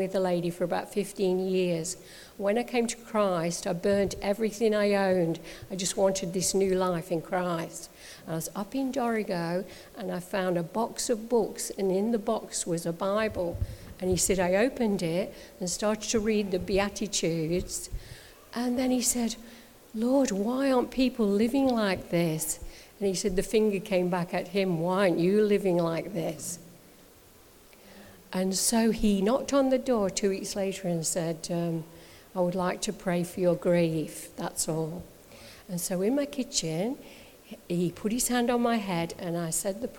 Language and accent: English; Derbyshire, East Midlands, United Kingdom; also born or lived in Bellingen, Australia; now in Australia; all my family is in the UK. I come from Derbyshire